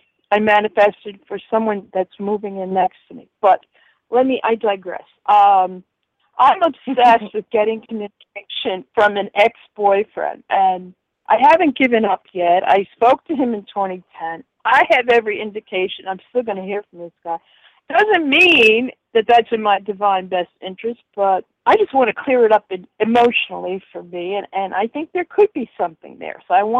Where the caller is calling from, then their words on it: Connecticut, United States; I'm calling you from Connecticut.